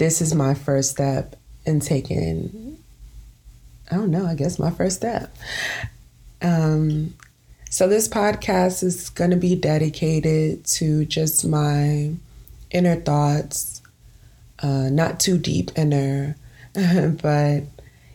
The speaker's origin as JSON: {"language": "English", "town": "New York City", "region": "New York", "country": "United States", "tie": "born or raised there", "said": "born and raised in Brooklyn, New York"}